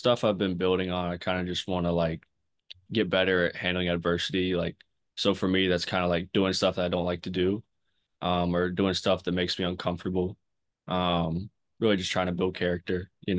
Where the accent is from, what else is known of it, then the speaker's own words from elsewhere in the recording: King, North Carolina, United States; I'm from King, North Carolina. It's about 20 minutes north of Wake. I grew up, you know, I'm a big family and faith-oriented guy.